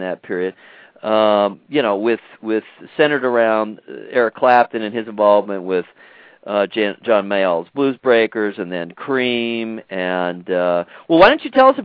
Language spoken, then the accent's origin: English; United States; also born or lived in Ohio; I'm born and raised in America